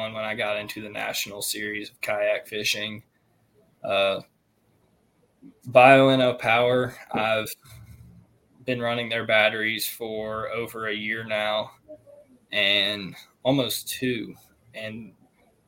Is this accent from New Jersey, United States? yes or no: no; Central Virginia, United States; Growing up in Central Virginia, we had a few tournaments out there